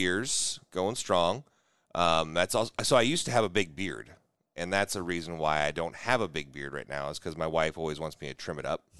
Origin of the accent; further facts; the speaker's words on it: Iowa, United States; moved away; also born or lived in Nebraska; so I'm from Iowa, so I'm originally an Iowa